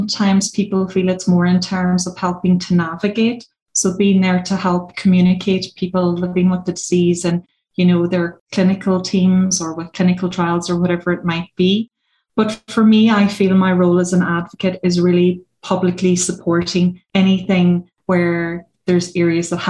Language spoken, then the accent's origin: English; Donegal, Ulster, Ireland; also born or lived in Australia; I'm very typically Irish, rural Irish person. I come from Donegal.